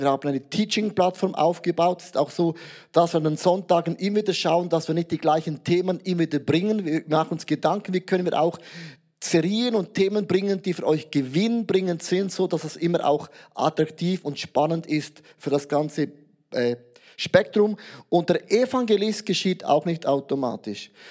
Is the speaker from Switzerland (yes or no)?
yes; Switzerland; als Schweizer, neutraler Schweizer